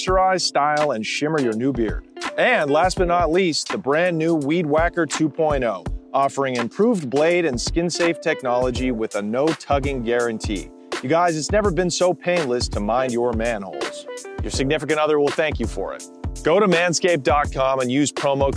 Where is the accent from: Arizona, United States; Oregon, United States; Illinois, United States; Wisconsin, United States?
Oregon, United States; Portland; Portland, Oregon, right? Mm-hmm. My hometown